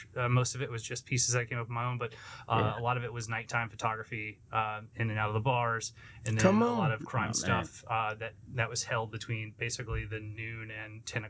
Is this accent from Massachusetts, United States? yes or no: no; Beaumont, Texas, United States; also born or lived in Austin/Kyle, Texas / Port Neches, Texas; born and raised in the South end of Beaumont.